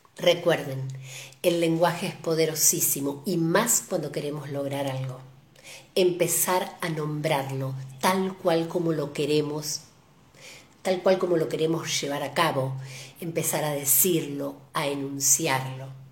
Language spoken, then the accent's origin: Spanish; Argentina; como argentinos